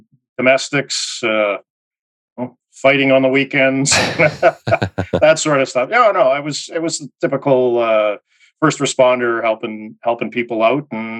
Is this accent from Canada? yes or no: yes; Winnipeg, Manitoba, Canada; moved away as an adult; also born or lived in Saskatchewan / Ottawa / Middle East; I was born and raised in Winnipeg. And being a prairie boy, I wanted to join the Mounted Police.